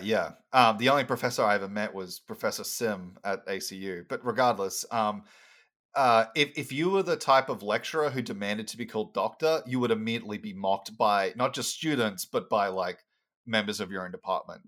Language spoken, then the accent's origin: English; Brisbane, Queensland, Australia; moved away as an adult; also born or lived in Sunshine Coast; now in United States; I was born on the Sunshine Coast, but I spent most of my time um, in Brisbane, which is the capital of, uh, Queensland.